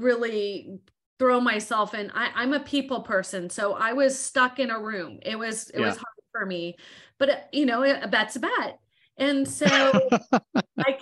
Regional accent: Southern California, United States; I'm from Southern California

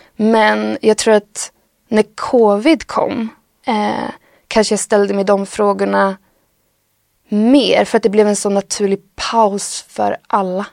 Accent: Skövde, Västra Götaland, Sweden; från en by utanför Skövde och bor, växte upp utanför byn

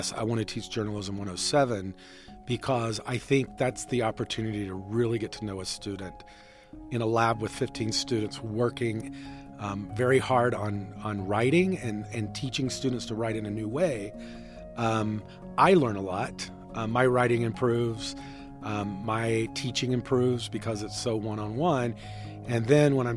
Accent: North Carolina, United States; I grew up in North Carolina

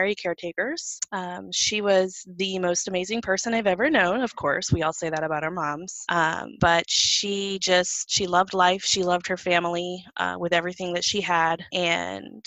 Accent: Illinois, United States; moved away as an adult; also born or lived in California; my husband and I moved from California to Illinois, which is where I'm from

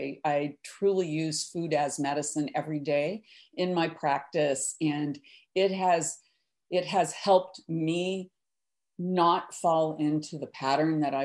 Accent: the Midwest, Kansas, United States; I grew up in the Midwest in Kansas in the 50s and 60s

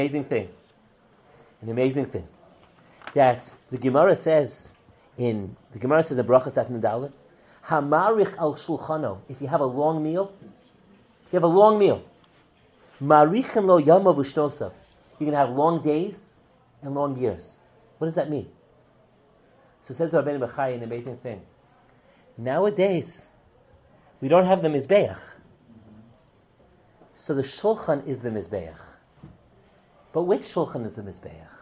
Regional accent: New York City, New York, United States; I was growing up in Kew Gardens Hills, New York

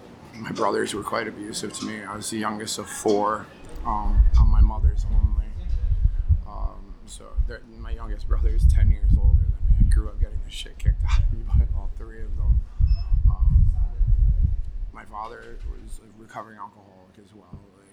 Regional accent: Connecticut, United States; also born or lived in Vermont / New York; I grew up in Connecticut, but I moved around quite a bit. Lived in Vermont, New York, Connecticut.

